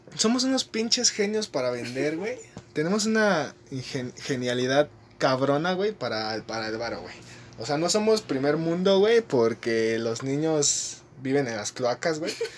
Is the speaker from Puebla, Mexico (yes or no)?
no; Mexico City, Mexico; Somos del mero centro, Chelangos